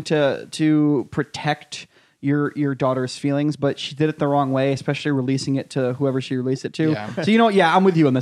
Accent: Brooklyn, Connecticut, United States; moved away; 96% white, which is almost identical to the makeup of my hometown.

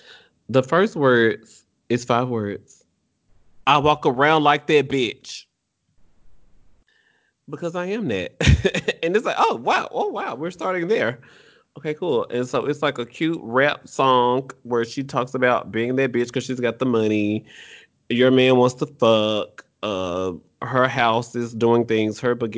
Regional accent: Mobile, Alabama, United States; Anything I'm doing is a stunt because I'm from Mobile, Alabama.

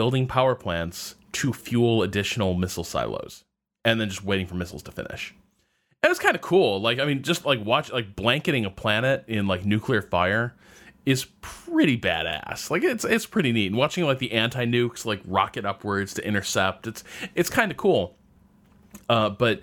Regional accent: Massachusetts, United States; I'm from Massachusetts

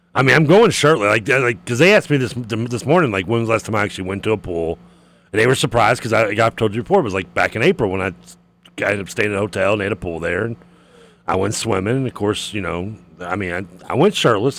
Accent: Louisville, Kentucky, United States; growing up in Briarwood

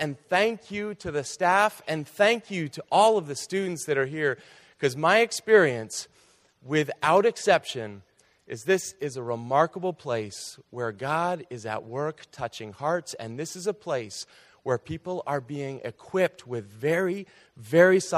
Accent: outside of Boston, Massachusetts, United States; I grew up outside of Boston in Carland.

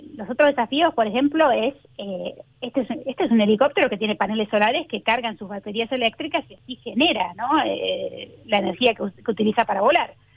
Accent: Argentina; moved away as an adult; also born or lived in New Jersey, United States; now in Los Angeles, United States; yo me fui eh, de Argentina a los 19 años. Me vine acá de Estados Unidos el día que cumplí 19 a empezar mi carrera universitaria acá

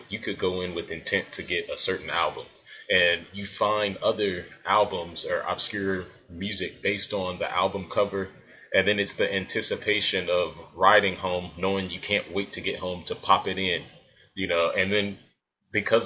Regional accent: Springfield, Illinois, United States; I'm from Springfield, Illinois, but we had a shop downtown

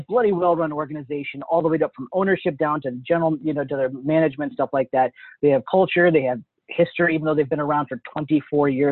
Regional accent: Washington, District of Columbia, United States; I'm from DC. I am not from Baltimore.

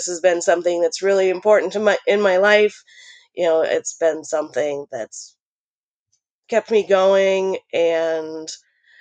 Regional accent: Pierre, South Dakota, United States; now in Portland, United States; I'm originally from Pierce, South Dakota, but I'm living in Portland, Oregon right now

